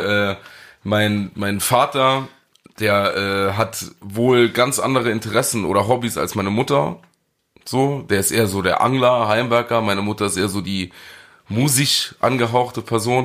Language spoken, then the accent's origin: German; Saarland, Germany; als Saarländer